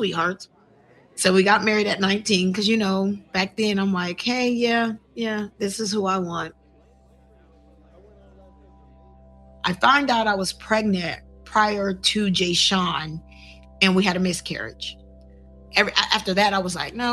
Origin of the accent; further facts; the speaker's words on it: Columbus, Ohio, United States; I'm born and raised in Columbus, Ohio